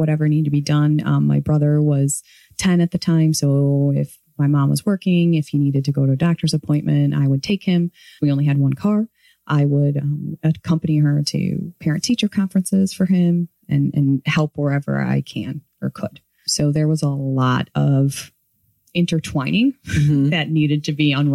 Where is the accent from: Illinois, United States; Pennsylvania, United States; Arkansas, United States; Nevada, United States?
Illinois, United States; Morton Grove; I grew up in Morton Grove